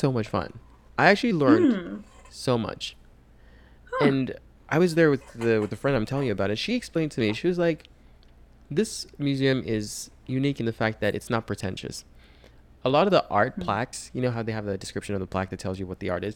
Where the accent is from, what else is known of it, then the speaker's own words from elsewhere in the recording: Nigeria; now in United States; I'm Nigerian.